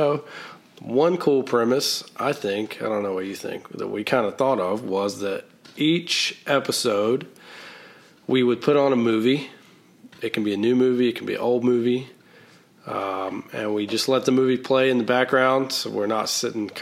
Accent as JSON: {"language": "English", "region": "North Carolina", "country": "United States", "tie": "born or raised there", "also_born_or_lived": "Washington, D.C.", "accent": "Southern", "moved": "yes", "said": "I grew up in a very small town in North Carolina"}